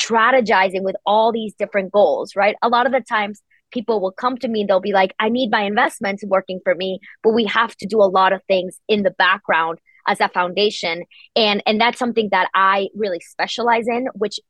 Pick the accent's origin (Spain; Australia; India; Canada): Spain; now in United States; I'm originally from Spain